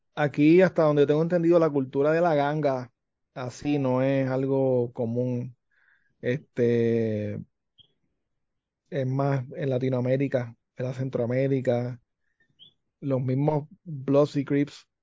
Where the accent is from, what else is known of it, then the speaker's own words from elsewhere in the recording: Puerto Rico; porque soy de Navarro.